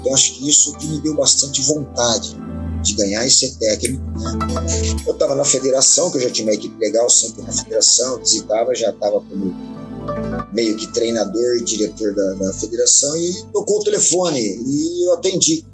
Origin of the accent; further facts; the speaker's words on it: Campinas, São Paulo, Brazil; eu sou de Campinas, né, cidade de São Paulo